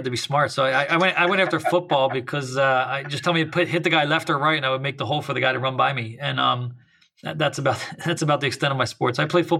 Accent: Camden, New Jersey, United States; now in Thousand Oaks, United States; I grew up in South Jersey, right outside Camden/Philadelphia, if people know that area of the world.

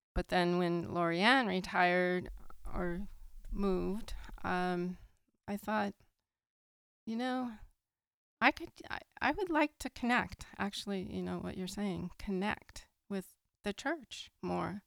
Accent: San Lorenzo, California, United States; I grew up in the Bay Area, in San Fr-, in San Lorenzo

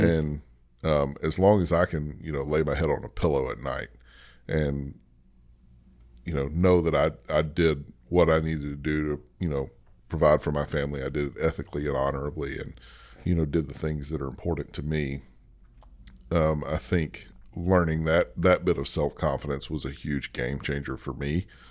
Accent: the South, United States; I grew up in the South

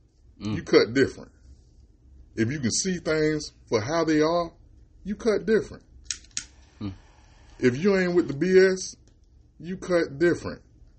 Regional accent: Jacksonville, Florida, United States; now in Georgia, United States; I'm from Duval.

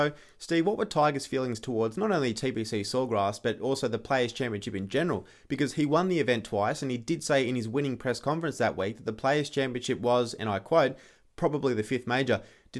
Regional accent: Australia; as an Australian

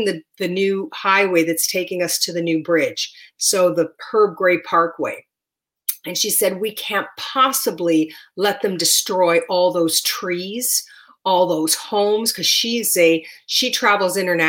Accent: Windsor, Ontario, Canada; my hometown. Windsor is at the same latitude as Northern California

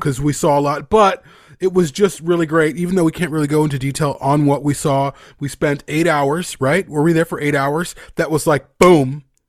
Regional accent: United States; I'm an American.

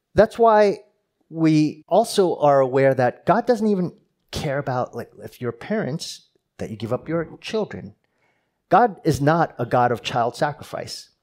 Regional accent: New Jersey, United States; moved away; I'm from New Jersey

